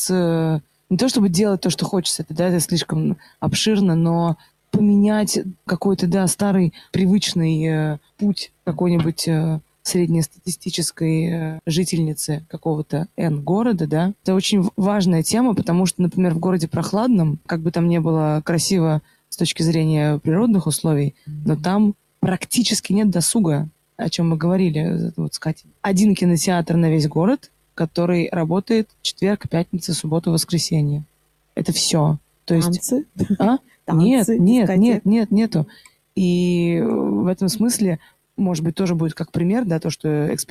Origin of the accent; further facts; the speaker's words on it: Moscow, Russia; И это нет такого, что вот я, я москвичка, и очень часто так, ну, что ты знаешь? Ну, ну, куда ты лезешь? Ну, ты же из Москвы.